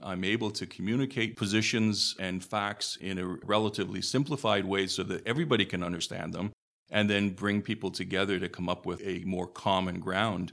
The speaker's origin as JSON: {"language": "English", "town": "Hamilton", "region": "Ontario", "country": "Canada", "tie": "born or raised there", "also_born_or_lived": "Stoney Creek", "said": "I was born in Hamilton, raised in Hamilton, moved to Stony Creek some twenty odd years ago."}